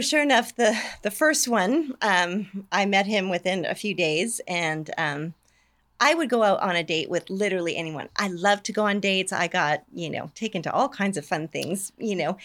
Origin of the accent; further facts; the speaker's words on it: Canada; moved away as an adult; also born or lived in Bakersfield, California, United States; now in Scotland, United Kingdom; I'm originally from Canada, so, um, but I moved to Bakersfield when I was eighteen